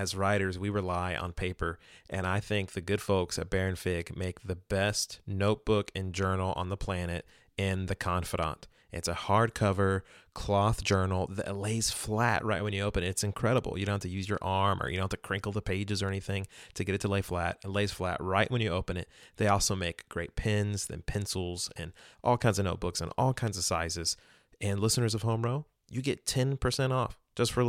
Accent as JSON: {"language": "English", "town": "Houston", "region": "Texas", "country": "United States", "tie": "born or raised there", "said": "I'm just a Texas boy. I've never lived anywhere else."}